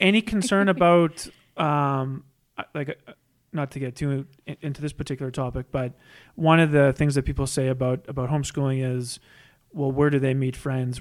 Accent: Saskatoon, Saskatchewan, Canada; I'm from Saskatoon

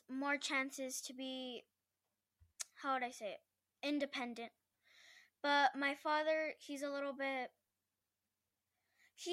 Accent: El Paso, Texas, United States; I am from El Paso, Texas

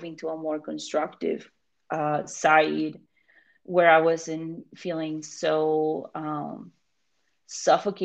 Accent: Colombia; moved away; I'm not American, right? I'm from Colombia.

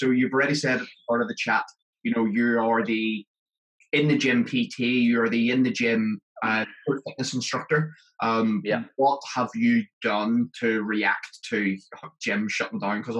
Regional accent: Belfast, Northern Ireland, United Kingdom; I was brought over from Belfast to Leeds

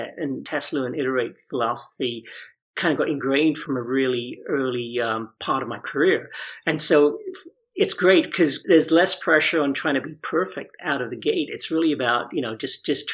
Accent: London, United Kingdom; moved away; I'm actually from the UK, so I grew up in London

